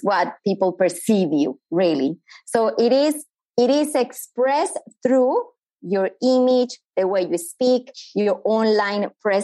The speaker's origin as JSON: {"language": "English", "country": "Colombia", "second_language": "English", "moved": "as an adult", "lives_now": "Australia", "said": "I am originally from Colombia. As the accent already gave me away, I've been living in Australia for the last 17 years"}